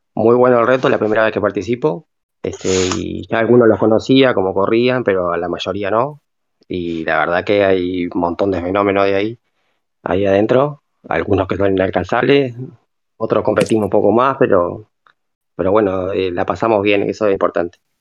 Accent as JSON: {"language": "Spanish", "country": "Uruguay", "said": "yo soy de Uruguay"}